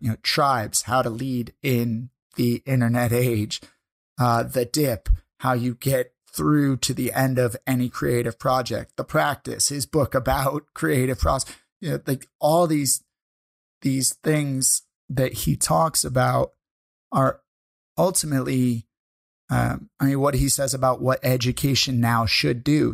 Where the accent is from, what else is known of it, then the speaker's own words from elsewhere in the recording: St. Louis, Missouri, United States; moved away as an adult; now in Canada; we went from my hometown of Saint Louis up here to Canada.